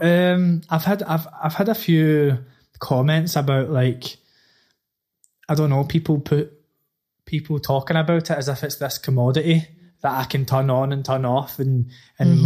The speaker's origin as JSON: {"language": "English", "town": "Glasgow", "region": "Scotland", "country": "United Kingdom", "tie": "born or raised there", "moved": "as an adult", "lives_now": "London, United Kingdom", "said": "I grew up in the East End is like the the sort of deprived area of Glasgow."}